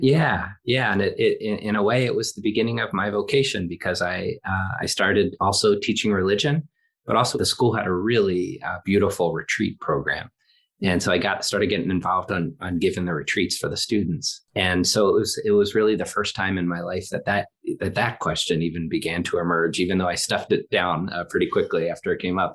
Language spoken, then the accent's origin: English; Philadelphia, Pennsylvania, United States; I'm from Philadelphia